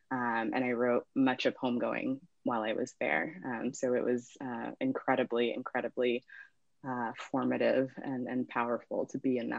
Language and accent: English; Alabama, United States; also born or lived in Mampong, Ghana / Ohio / Illinois / Tennessee; I was born in Mampong, Ghana, and then I moved to America when I was 2. And my family moved around quite a bit. So I lived in Ohio, Illinois, Tennessee, and then Alabama. And I spent most of my childhood in Alabama